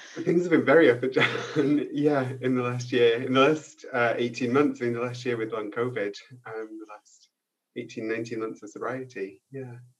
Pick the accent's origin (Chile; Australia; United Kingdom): United Kingdom; also born or lived in Paris, France; now in France; I'm too British to be French, but I'm also too French to be British.